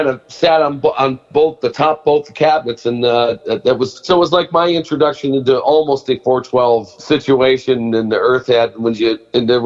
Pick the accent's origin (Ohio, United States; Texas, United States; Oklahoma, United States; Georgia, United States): Ohio, United States; Brook Park; I was from Brook Park